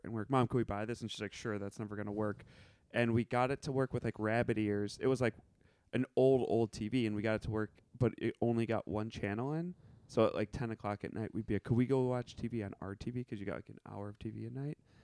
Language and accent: English; Evanston, Illinois, United States; moved away; I grew up in Evanston, Illinois.